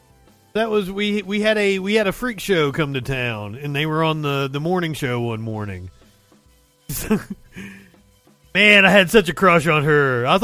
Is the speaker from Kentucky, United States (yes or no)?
yes; Appalachia, Kentucky, United States; accent: southern drawl; moved away as an adult; also born or lived in Tennessee / Alabama; I grew up on a creek. I grew up on Hurricane Creek.